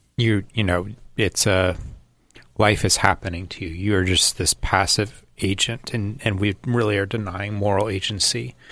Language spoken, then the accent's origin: English; United States; I'm an American.